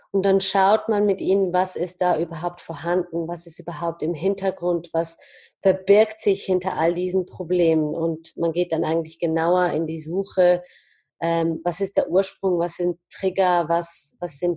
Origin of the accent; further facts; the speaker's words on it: Zurich, Switzerland; und ich bin aus Zürich, hier aufgewachsen und geboren